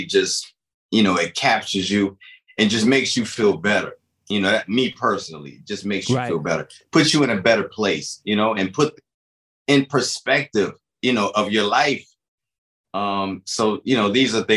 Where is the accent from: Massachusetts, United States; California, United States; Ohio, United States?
Ohio, United States; Cleveland; moved away; also born or lived in North Carolina; growing up in Cleveland and trying to be in music, man, was very difficult